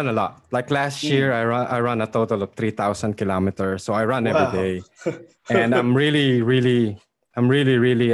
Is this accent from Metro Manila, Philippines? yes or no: yes; Makati, Metro Manila, Philippines; moved away as an adult; now in Australia; 27 years sa Makati, and then I moved here in Australia about 14 years ago